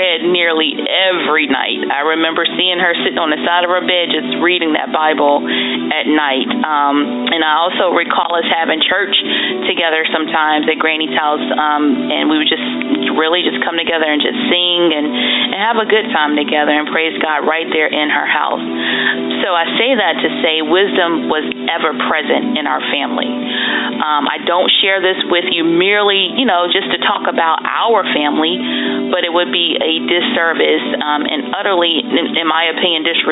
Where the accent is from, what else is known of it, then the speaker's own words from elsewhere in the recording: Maryland, United States; moved away; also born or lived in North Carolina; So we grew up together in Maryland. My mom decided to move us, meaning me and my sister, from Maryland to North Carolina